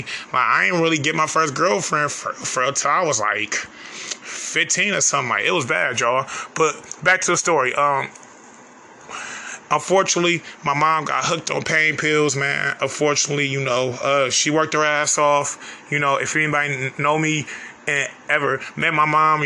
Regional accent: United States; I grew up on Detroit Avenue

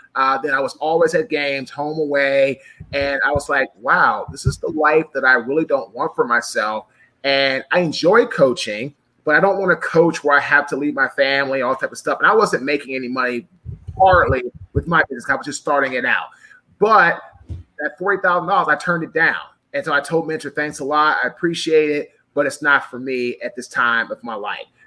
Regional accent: Washington, District of Columbia, United States; I'm from DC originally.

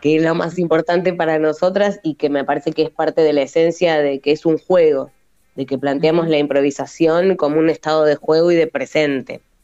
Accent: Buenos Aires, Argentina; moved away as an adult; now in western Greater Buenos Aires, Argentina; yo soy porteña, pero ahora viviendo en el oeste

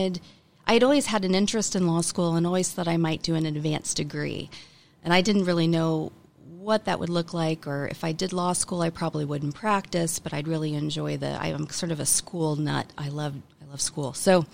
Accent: Tulsa, Oklahoma, United States; also born or lived in Los Angeles, California; I am a Tulsa native, grew up, raised by my grandparents. Booker T. Washington graduate

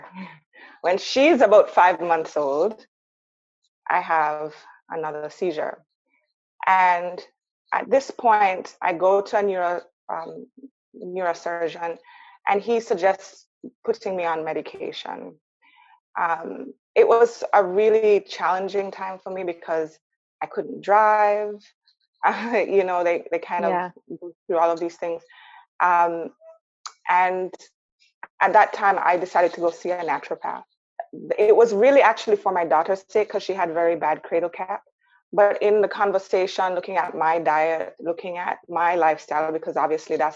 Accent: Jamaica; moved away as an adult; now in Canada; I grew up in Jamaica. I came to Canada when I was 18 years old for university.

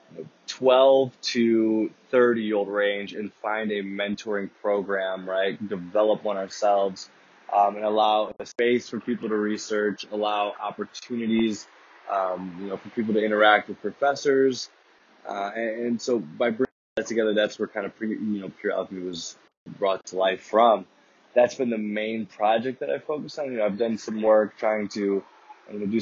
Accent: Chicago, Illinois, United States; I am from Chicago, Illinois

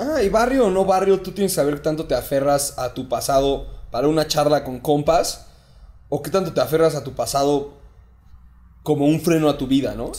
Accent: Mexico; somos mexicanos

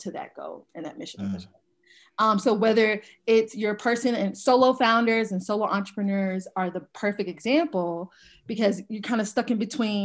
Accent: Atlanta, Georgia, United States; I'm originally from Atlanta, Georgia.

